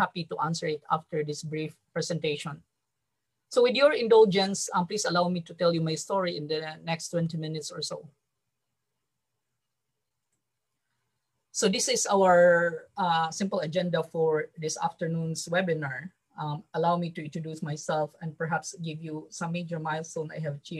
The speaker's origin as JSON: {"language": "English", "town": "Mandaue", "region": "Central Visayas", "country": "Philippines", "tie": "born or raised there", "moved": "as an adult", "lives_now": "Yokohama, Japan", "said": "I was born and raised in Mandaue City."}